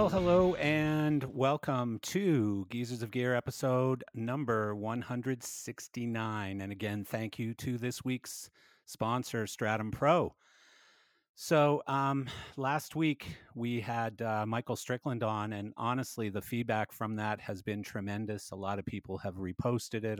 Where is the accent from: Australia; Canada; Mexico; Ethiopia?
Canada; Calgary, Alberta; now in Canmore, Canada; I came from Calgary and, and, uh, I wanted sort of another place, but I wanted it to be close to my home because I still have family here